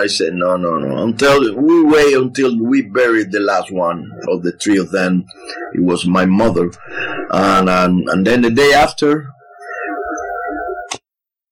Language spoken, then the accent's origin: English; Artemisa, Cuba; moved away; I grew up in Artemisa, you know, a small village in the middle of the countryside of the island